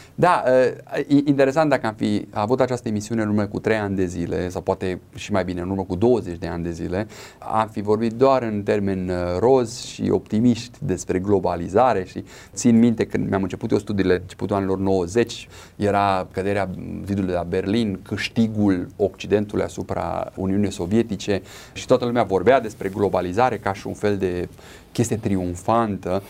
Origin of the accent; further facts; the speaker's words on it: Romania; Noi ca și români